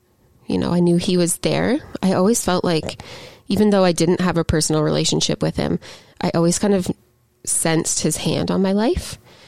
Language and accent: English; Gananoque, Ontario, Canada; I grew up from ages 0 to about 15 all over the Gananoque, Lansdowne kind of region of Ontario, all around the St. Lawrence.